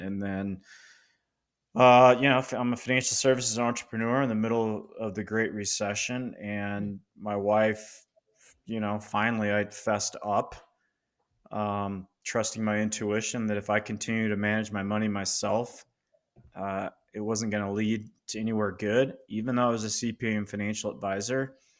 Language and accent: English; Loveland, Colorado, United States; I'm in Colorado. I grew up in Loveland, Colorado State, university grad